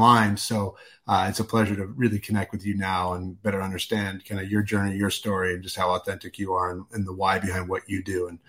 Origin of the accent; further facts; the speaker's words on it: Vancouver, British Columbia, Canada; moved away; I'm a Canuck, so I grew up in Vancouver, Canada